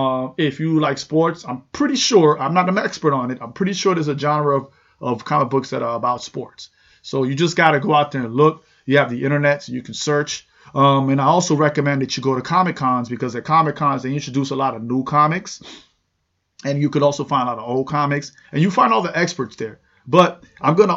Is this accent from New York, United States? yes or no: yes; New York City, New York, United States; I grew up in New York City